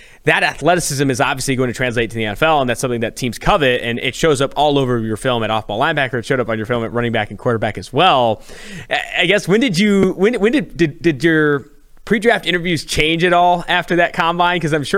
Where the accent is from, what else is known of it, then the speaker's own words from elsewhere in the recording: California, United States; So I'm from California.